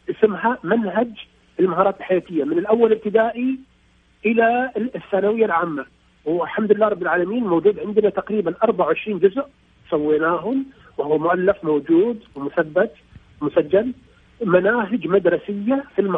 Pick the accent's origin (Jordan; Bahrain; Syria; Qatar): Bahrain